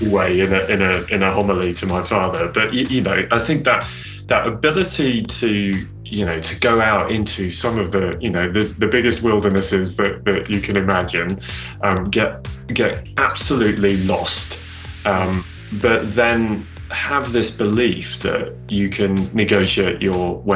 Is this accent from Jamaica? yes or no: no; Southern Province, Zambia; born there; I was born in in actually quite a remote part of southern Zambia